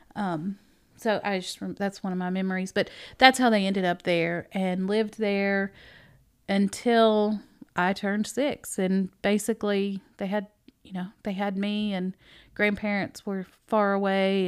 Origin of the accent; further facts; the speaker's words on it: Dickson, Tennessee, United States; also born or lived in Naples, Florida; I moved to Dixon on my sixth birthday.